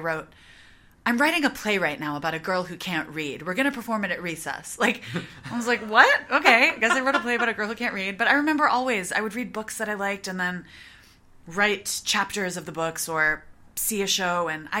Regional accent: Wisconsin, United States; moved away as an adult; now in New York, United States; I moved to New York in 2002, right out of college. Mm-hmm. I am from Wisconsin. I moved a lot growing up, but we landed in Wisconsin and I went to college there.

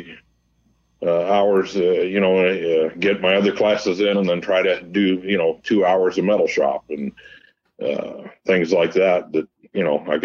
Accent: Montclair, California, United States; also born or lived in Pomona, California / Downey, California / Upland, California; I was born in Pomona Hospital, grew up in Montclair, moved to Downey area briefly, back to Montclair

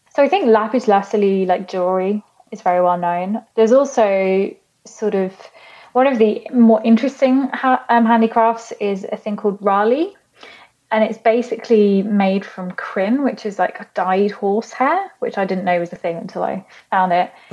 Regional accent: United Kingdom; moved away; also born or lived in Chile; as a British person

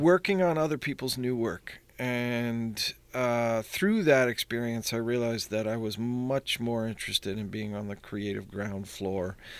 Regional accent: Pittsburgh, Pennsylvania, United States; I always sort of wanted to come back to Pittsburgh. So, um, it's funny, I left here thinking I'll never be, come back

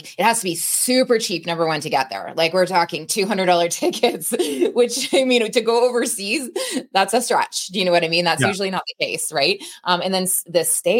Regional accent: Canada; I'm Canadian

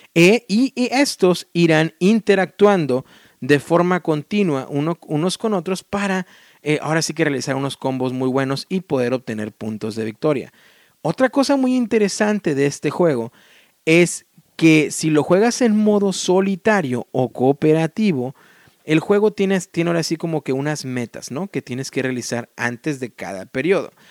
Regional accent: Mexico; moved away as an adult; now in United States; cuando estaba por ahí en la secundaria, ¿no? En México, incluso en la primaria

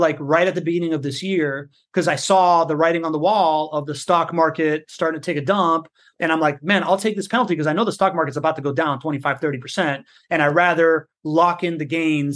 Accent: Miami, Florida, United States; moved away as an adult; now in Jacksonville, United States; I grew up in Miami

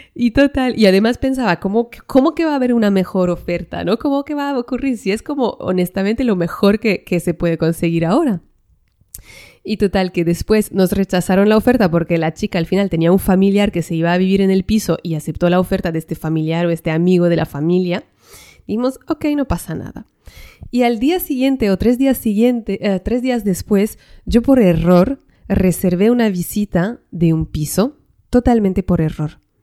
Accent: northern France, France; now in Spain; yo vengo del norte de Francia

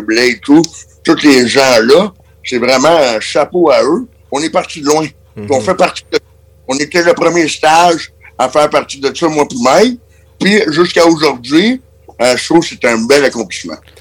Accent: Quebec, Canada; en tant que Québécois

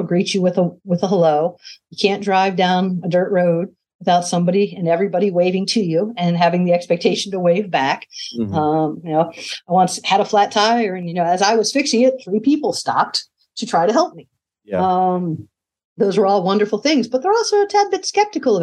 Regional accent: Cincinnati, Ohio, United States; moved away as an adult; also born or lived in Los Angeles, California; now in West Virginia, United States; I was actually born and raised in Cincinnati, Ohio

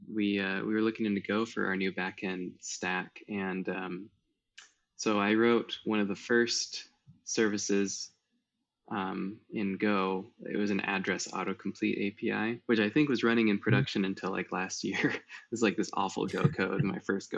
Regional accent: Iowa, United States; growing up in Iowa, kind of in the countryside

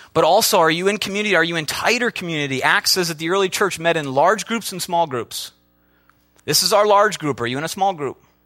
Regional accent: Midwest, United States; I'm from the Midwest.

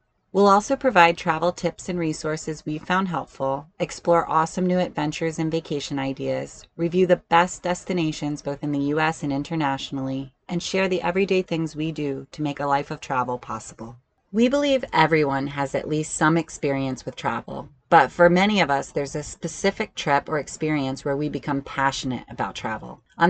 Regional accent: Wiesbaden, Hesse, Germany; born there; I mean, my dad was in the army, so I was born in Germany. I was born in Wiesbaden, and we just moved quite a bit.

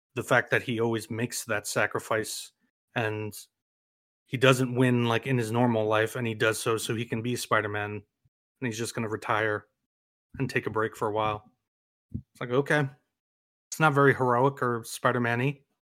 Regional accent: New York, United States; as a New Yorker

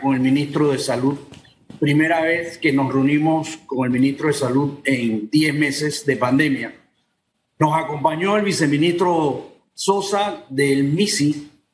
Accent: Panama; Yo como panameño

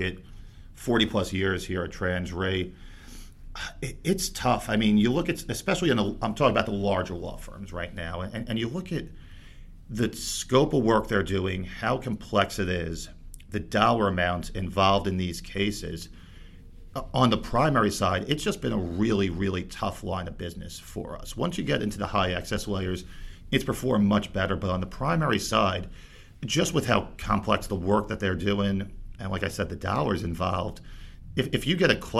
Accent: Bayonne, New Jersey, United States; grew up in Bayonne, New Jersey

